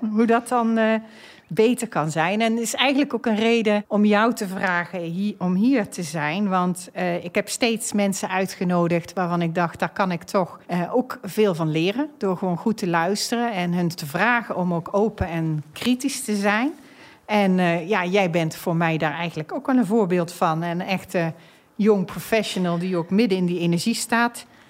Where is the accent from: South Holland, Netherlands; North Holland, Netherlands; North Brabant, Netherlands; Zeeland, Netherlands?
North Brabant, Netherlands; now in The Hague, Netherlands; Ik ben een echte Brabantse. Ik heb over de hele wereld gewoond en gewerkt, maar ben nu neergestreken in Den Haag.